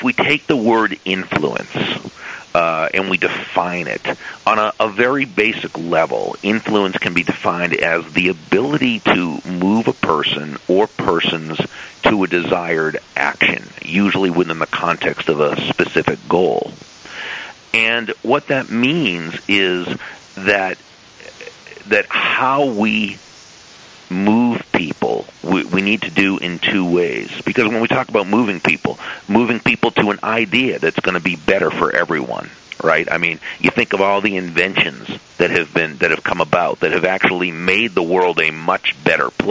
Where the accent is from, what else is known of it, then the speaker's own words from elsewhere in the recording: Massachusetts, United States; now in South Florida, United States; I grew up in Massachusetts, and you know, it's a great place, but it's cold